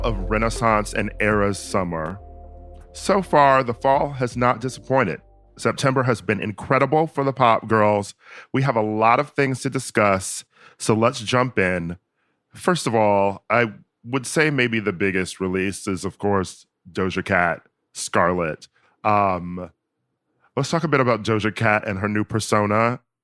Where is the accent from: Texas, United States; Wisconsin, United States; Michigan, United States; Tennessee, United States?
Wisconsin, United States; I'm from Wisconsin